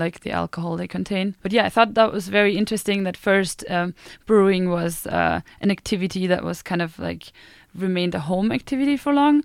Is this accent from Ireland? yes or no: no; Bamberg, Bavaria, Germany; English is a second language; now in Sweden; I grew up in the south of Germany, in Bavaria, and I grew up in this tiny beer town called Bamberg.